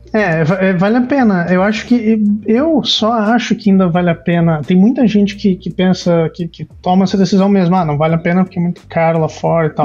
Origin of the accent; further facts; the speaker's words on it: Curitiba, Paraná, Brazil; moved away as an adult; now in Montreal, Canada; eu, eu nasci em Curitiba